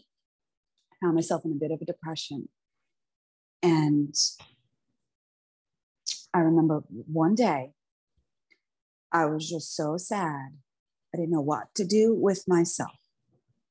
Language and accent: English; New York City, New York, United States; I'm an Italian from Staten Island, New York